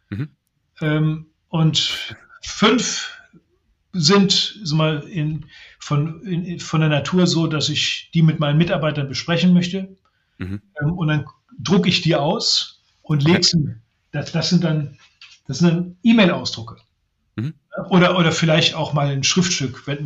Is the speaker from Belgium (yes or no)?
yes; Brussels, Brussels-Capital Region, Belgium; Mein Vater war okay. Journalist. Ich bin in Brüssel aufgewachsen unter äh, den äh, unter Kindern, deren Eltern Diplomaten, äh, Eurokraten, Industriemanager gewesen sind.